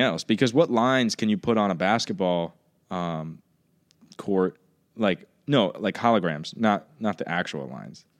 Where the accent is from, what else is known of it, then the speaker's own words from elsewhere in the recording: Southwest Virginia, United States; moved away as an adult; also born or lived in New Jersey; I grew up in Virginia.